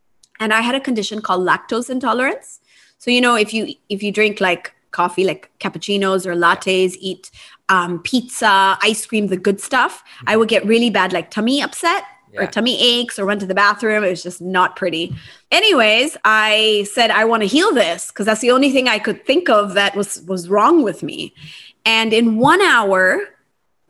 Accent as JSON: {"language": "English", "country": "Japan", "tie": "born or raised there", "also_born_or_lived": "United States", "moved": "as an adult", "said": "I grew up in Japan and I went to college in the US"}